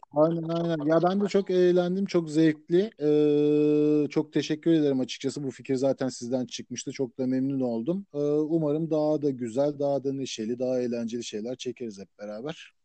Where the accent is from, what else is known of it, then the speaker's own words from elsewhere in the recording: Turkey; moved away as an adult; also born or lived in United States; now in United Kingdom; ben Türk olduğum için